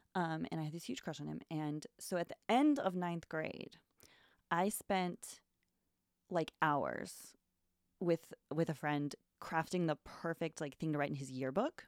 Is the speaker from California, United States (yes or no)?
yes; California, United States; moved away as an adult; also born or lived in Austin, Texas; now in New York, United States; I'm from California.